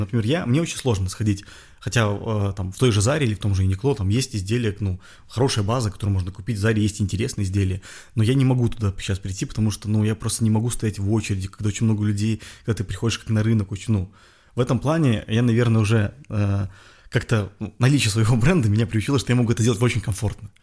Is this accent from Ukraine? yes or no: no; Belarus; moved away as an adult; now in Russia; я белорус. То mm-hmm. есть я там вырос, я, ну, как бы, это моя родина